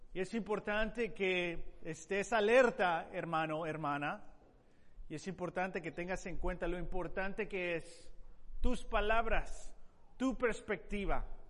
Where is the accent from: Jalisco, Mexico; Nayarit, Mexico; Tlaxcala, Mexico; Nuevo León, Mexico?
Nayarit, Mexico; Tepic; moved away; yo eh, crecí en México, en la ciudad de Tepic